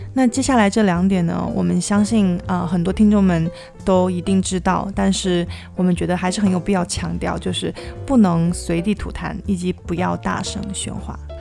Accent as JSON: {"language": "Chinese", "region": "southern China", "country": "China", "moved": "yes", "lives_now": "Tokyo, Japan", "said": "我作为一个南方人，没有经过东北的澡堂子"}